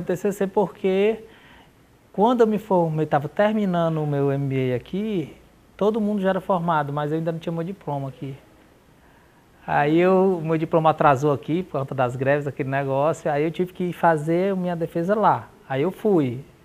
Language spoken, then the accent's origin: Portuguese; Manaus, Amazonas, Brazil; moved away; Morava em Manaus, eu nasci em Manaus